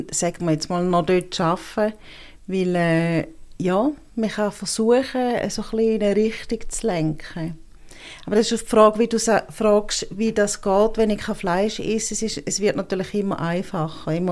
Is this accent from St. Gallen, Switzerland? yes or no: yes; St. Gallen, Switzerland; accent: Eastern Swiss; now in Bern, Switzerland; werden nicht müde, um sich lustig zu machen über den St. Galler Dialekt. Auch nach 30 Jahren nicht.